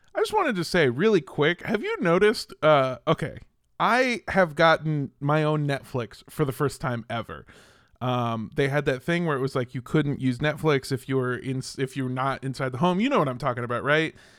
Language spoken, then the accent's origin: English; Southern California, United States; growing up in Southern California in uh the time that I grew up